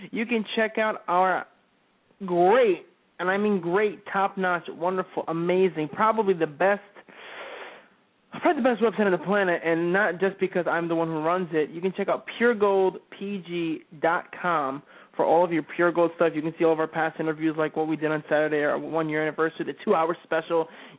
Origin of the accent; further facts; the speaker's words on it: New Jersey, United States; I'm from North Jersey.